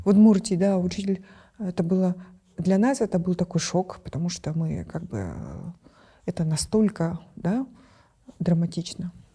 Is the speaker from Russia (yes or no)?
no; Kyrgyzstan; мы, например, в Центральной Азии